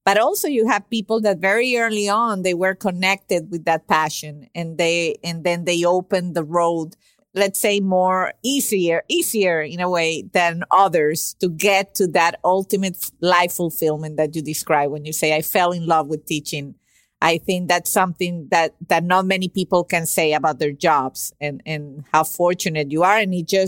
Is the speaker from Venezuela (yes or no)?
yes; Venezuela; moved away; I'm originally from Venezuela and I've been here for 24 years.